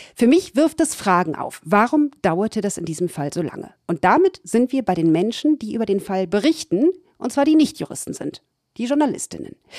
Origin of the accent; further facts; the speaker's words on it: Hamburg, Germany; also born or lived in Ramatuelle, France; now in France; Ich bin zwar gebürtige Hamburgerin, heute hauptberuflich ja. Französin